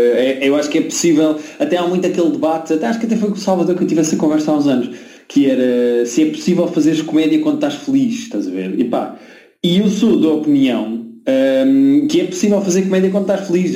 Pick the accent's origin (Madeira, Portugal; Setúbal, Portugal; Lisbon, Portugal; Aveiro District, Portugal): Lisbon, Portugal; accent: Lisbon accent; eu também tenho destaque, não é? Tenho destaque de Lisboa.